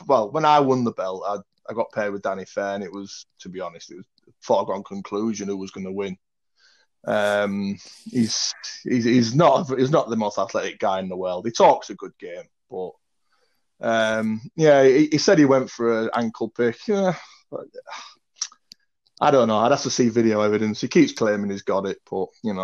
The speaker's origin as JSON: {"language": "English", "town": "Hull", "region": "Yorkshire and the Humber", "country": "United Kingdom", "moved": "yes", "lives_now": "Manchester, United Kingdom", "said": "I'm from Hull originally in Yorkshire, or Humberside"}